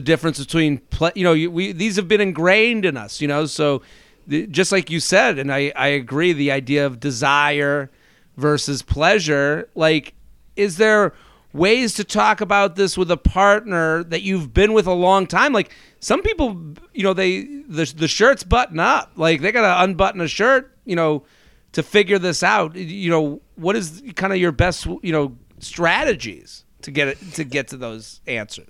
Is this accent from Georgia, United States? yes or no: no; outside of Boston, Massachusetts, United States; now in Boca Raton, United States; I'm from outside of Boston originally